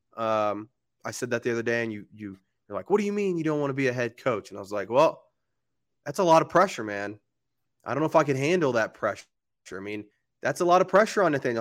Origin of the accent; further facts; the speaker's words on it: Oklahoma, United States; now in Denver, United States; I grew up in Oklahoma where we rarely got snow